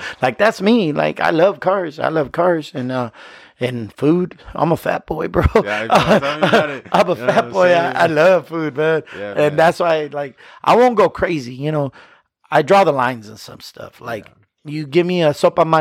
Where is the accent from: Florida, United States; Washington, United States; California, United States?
Washington, United States; Yakima; I was born and raised in Yakima